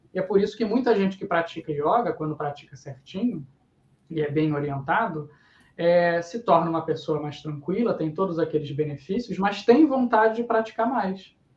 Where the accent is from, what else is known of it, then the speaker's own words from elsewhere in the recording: Niterói, Rio de Janeiro, Brazil; a gente é de Niterói